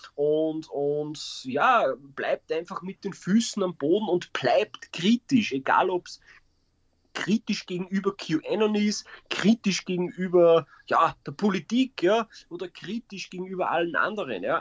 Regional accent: Austria; bei uns in Österreich

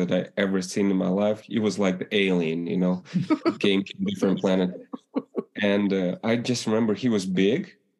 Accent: Ukraine; English is a second language; moved away as an adult

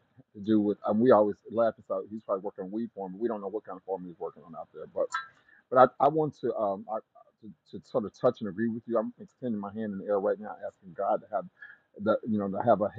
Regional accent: Oklahoma, United States; So I'm from Oklahoma, a native of Oklahoma

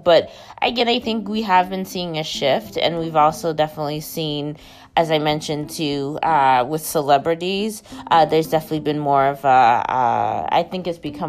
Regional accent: Maine, United States; growing up in Maine

